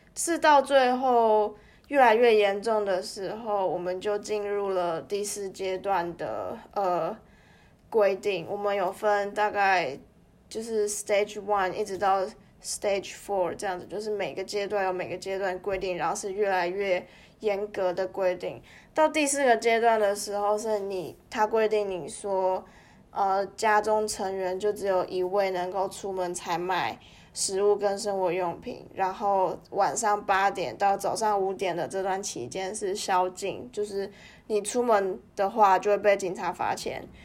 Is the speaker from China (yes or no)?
no; Taiwan; moved away as an adult; now in Melbourne, Australia; 因为我自己身为一个台湾人，然后台湾的疫情做得很好，可是我却身处在一个疫情非常糟糕的一个地方